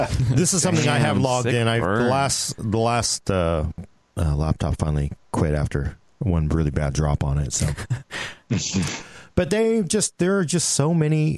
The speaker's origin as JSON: {"language": "English", "country": "United States", "said": "as an American."}